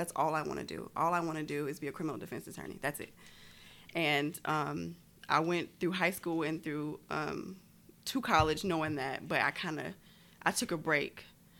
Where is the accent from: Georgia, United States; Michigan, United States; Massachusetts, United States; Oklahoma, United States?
Georgia, United States; Augusta; I was born in Augusta, Georgia. My dad was in the military, so we moved around a lot. But I settled here in Augusta, so I went to high school here.